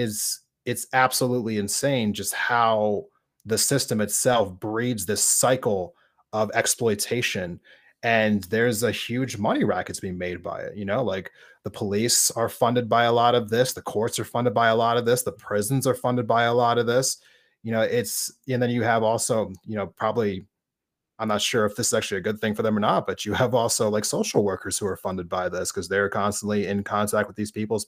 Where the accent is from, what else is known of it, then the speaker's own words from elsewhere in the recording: East Coast, United States; I saw this quite a bit growing up in the East Coast.